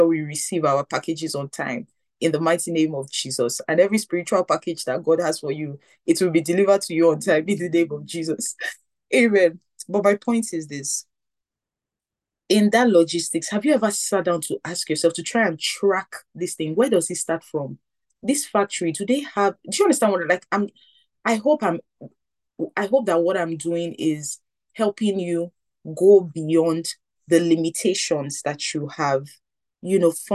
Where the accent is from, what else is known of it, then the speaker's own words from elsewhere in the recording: Nigeria; growing up in Nigeria